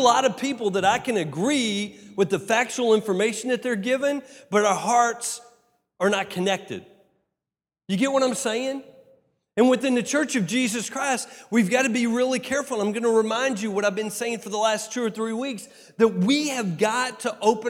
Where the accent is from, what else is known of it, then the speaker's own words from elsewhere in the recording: Texas, United States; I'm from Texas.